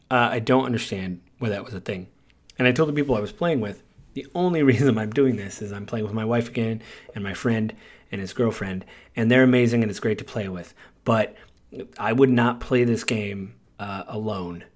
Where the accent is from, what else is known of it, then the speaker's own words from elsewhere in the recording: United States; I'm American